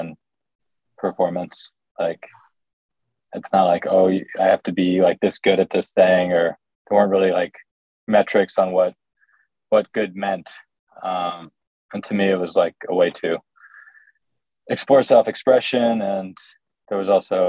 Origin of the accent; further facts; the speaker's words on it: New Jersey, United States; moved away as an adult; also born or lived in Connecticut; now in Brooklyn, United States; I'm from New Jersey. Yeah. I was born in South Jersey and moved up to Connecticut for a while, and then moved down to North Jersey